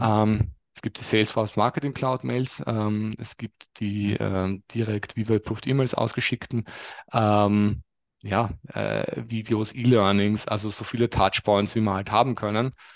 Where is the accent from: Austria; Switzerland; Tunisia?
Austria; Lower Austria or Vienna; Geografisch komme ich aus, je nachdem wer fragt, Niederösterreich oder Wien